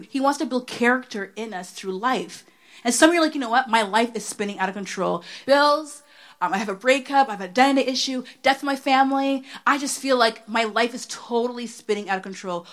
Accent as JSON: {"language": "English", "town": "Oshawa", "region": "Ontario", "country": "Canada", "said": "I'm from Oshawa"}